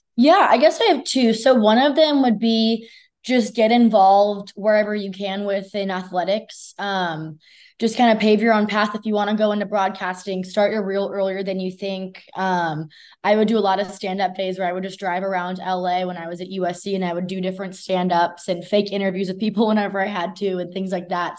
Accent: Southern California, United States; now in Texas, United States; I'm from Southern California

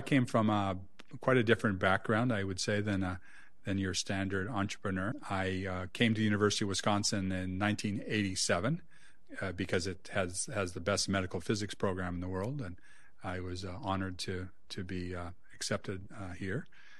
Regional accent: Saskatchewan, Canada; So I'm Canadian. I grew up in Saskatchewan.

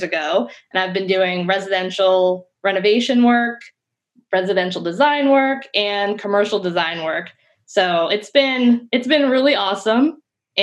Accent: Harford County, Maryland, United States; moved away as an adult; also born or lived in Baltimore / Syracuse; I am originally from Harford County, but I went to like a K-12 school in Baltimore City

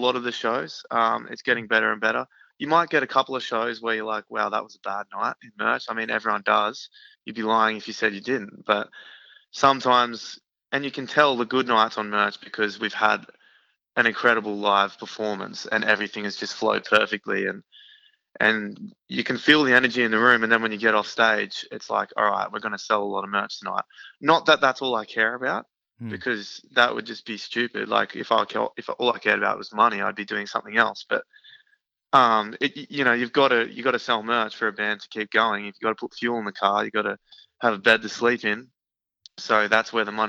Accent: Australia; We're Australian

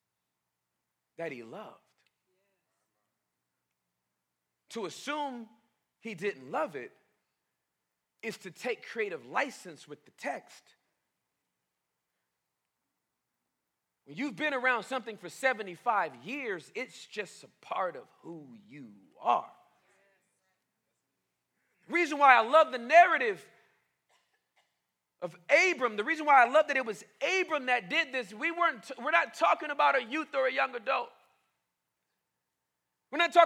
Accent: Boston, Massachusetts, United States; I'm from Boston

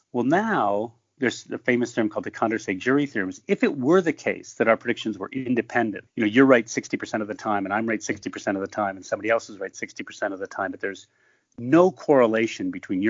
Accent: Michigan, United States; I grew up in Michigan.

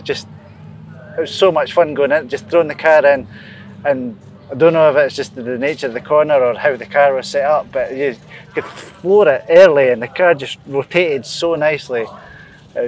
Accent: Scotland, United Kingdom; being a Scotsman

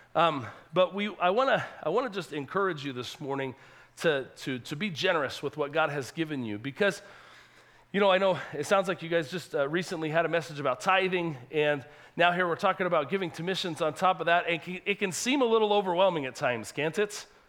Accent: California, United States; also born or lived in Salt Lake City, Utah; now in Honduras; I was born in California

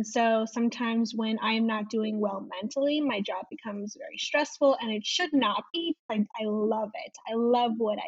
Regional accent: Chicago, Illinois, United States; I am from Chicago and I am 23 years old.

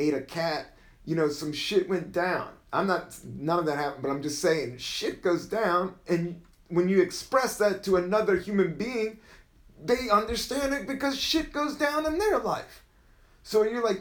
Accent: the South, United States; I am from the South

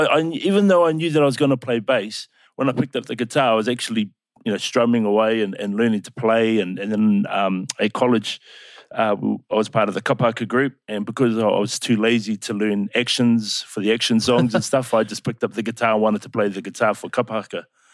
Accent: Upper Hutt, Wellington, New Zealand; Yeah, born in Upper Hutt. Spent a lot of time. I was raised in the Wellington region as a whole. Spent a lot of my time out on the Kapiti Coast, Paraparaumu.

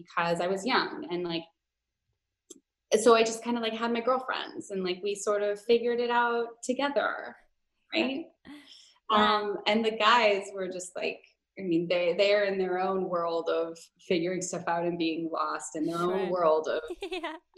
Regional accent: Minnesota, United States; I grew up in Minnesota, which is like, at least in the Twin Cities, it's mostly liberal.

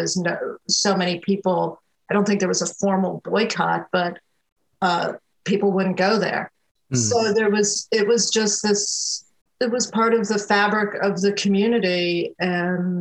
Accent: upstate New York, United States; moved away as an adult; now in North Carolina, United States; I spent a lot of time growing up in upstate New York, in a very rural part of upstate New York

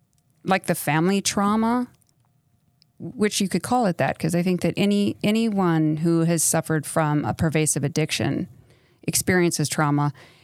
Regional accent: El Paso, Texas, United States; also born or lived in New York City / Minnesota; Well, I grew up all over the country. So I grew up mostly in El Paso, and then we lived in New York City, and I lived in I graduated from high school in Minnesota.

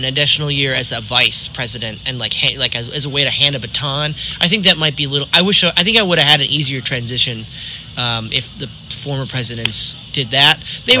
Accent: Michigan, United States; I grew up in Michigan

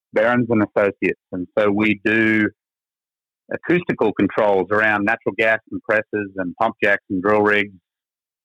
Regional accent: Goondiwindi, Queensland, Australia; accent: Texas; moved away as an adult; also born or lived in Florida; now in Texas, United States; I am from Australian native, now dual citizen for about 6 years. And I came from a little town in Queensland called Goondiwindi.

